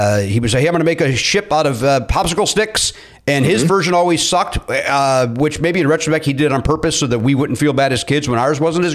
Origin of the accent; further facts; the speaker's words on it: Chicago, Illinois, United States; you and I grew up in Chicagoland.